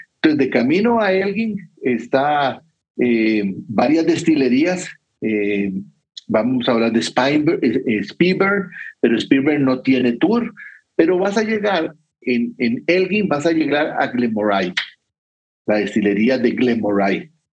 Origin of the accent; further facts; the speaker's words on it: Costa Rica; yo soy de Costa Rica